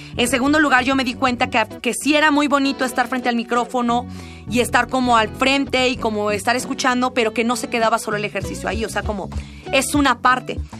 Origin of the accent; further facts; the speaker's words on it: Oaxaca, Mexico; Oaxaca, cuando yo tenía como unos 10 años